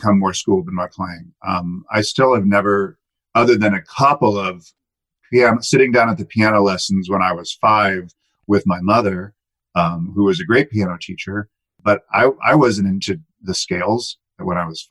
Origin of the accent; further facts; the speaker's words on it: Salinas, California, United States; I grew up in Salinas, California, on the central coast of California, just inland from Monterey